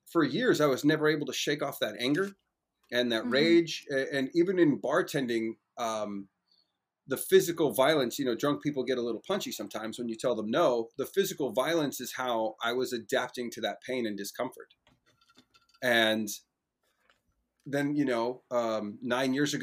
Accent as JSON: {"language": "English", "town": "Moss Beach", "region": "California", "country": "United States", "tie": "born or raised there", "said": "for the first decade and change of my life, I got to grow up in an amazing place called Moss Beach. It's near a town called Half Moon Bay outside of San Francisco."}